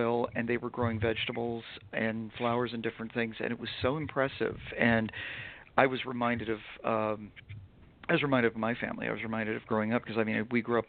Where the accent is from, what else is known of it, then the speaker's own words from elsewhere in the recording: New England, United States; also born or lived in York County, Pennsylvania; now in Harrisburg, United States; I'm from New England originally, but I've lived in Pennsylvania for 20 years. I lived in York County for most of my time here. But when I moved up here, I bought this house in Harrisburg and moved here. I live in the city